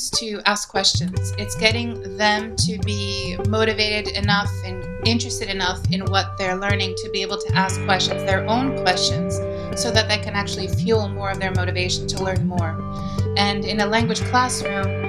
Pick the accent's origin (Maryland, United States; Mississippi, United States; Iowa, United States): Maryland, United States; Baltimore; moved away as an adult; now in Athens, Greece; I am originally from Baltimore, Maryland. That's where I grew up, and I was born and raised there